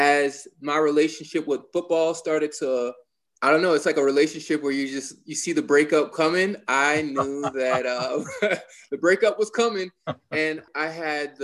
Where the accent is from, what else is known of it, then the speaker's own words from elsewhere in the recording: Georgia, United States; moved away as an adult; also born or lived in Columbia, Missouri / Gainesville, Florida; Born and raised in Georgia